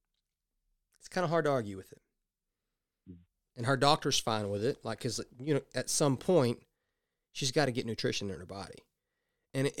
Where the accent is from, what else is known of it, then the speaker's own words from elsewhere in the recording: the South, United States; I'm from the South